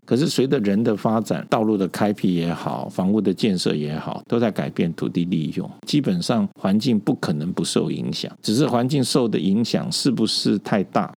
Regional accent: Taipei, Taiwan; moved away as an adult; now in Tainan, Taiwan; 我在台北成长哈，从， 从小哈，一直国中、高中都在台北就读

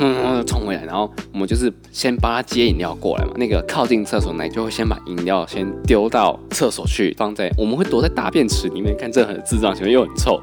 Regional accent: southern Taiwan, Taiwan; 我们国小，小时候在南部念书，因为我是南部，我是在这边的小学

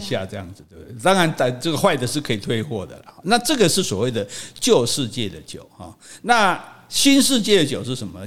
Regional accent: Taiwan; 我们台湾冻顶茶

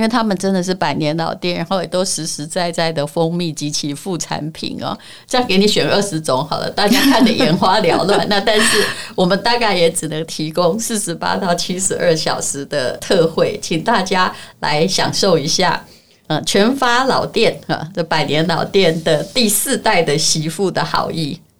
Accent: Yilan County, Taiwan; 虽然我是宜兰人

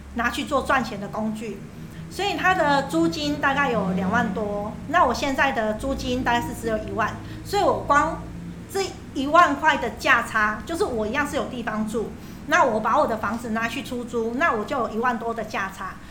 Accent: Taiwan; 我们台湾人都很担心说，我一直租房子

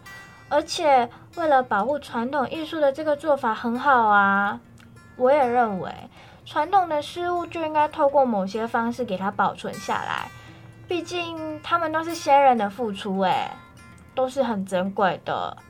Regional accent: Malaysia; 在我的家乡马来西亚，虽然少有我了解到的光艺术，但是我们也有不同的街头艺术。让我觉得他们有在点亮马来西亚的各个城市

